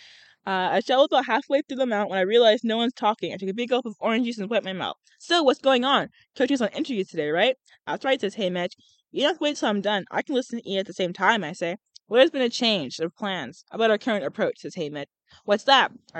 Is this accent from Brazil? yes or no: no; United Kingdom; I'm British. Yeah, I'm British